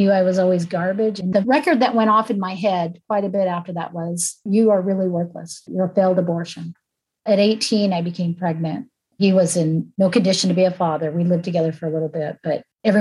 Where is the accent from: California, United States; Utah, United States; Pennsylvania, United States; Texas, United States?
California, United States; I was born in California